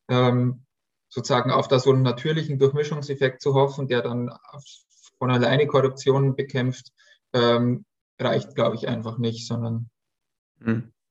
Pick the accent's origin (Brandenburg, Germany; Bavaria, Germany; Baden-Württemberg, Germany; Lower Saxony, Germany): Bavaria, Germany; Also ne, ich komme ja aus Bayern